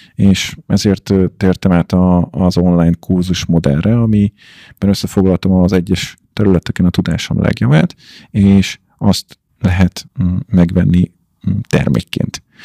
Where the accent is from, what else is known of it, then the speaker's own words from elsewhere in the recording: Hungary; én meg magyar vagyok, és angolul beszélünk